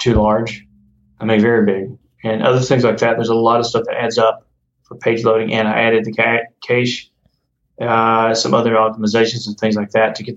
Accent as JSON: {"language": "English", "country": "United States", "said": "I'm American"}